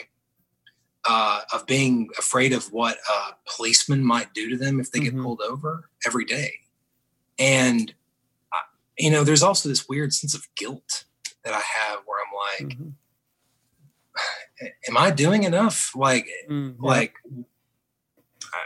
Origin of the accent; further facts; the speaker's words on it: the South, United States; also born or lived in Knoxville, Tennessee / Atlanta, Georgia / Muscle Shoals, Alabama; now in Birmingham, United States; I'm a guy who was born and raised in the South. My whole life I've lived here